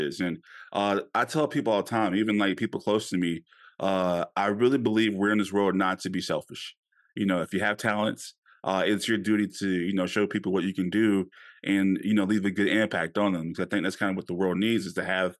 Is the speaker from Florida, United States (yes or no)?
no; Louisiana, United States; I grew up in Louisiana